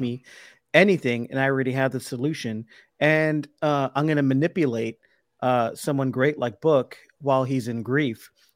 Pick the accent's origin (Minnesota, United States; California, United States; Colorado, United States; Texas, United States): Texas, United States; Brownsville; now in Austin, United States; my hometown of Brownsville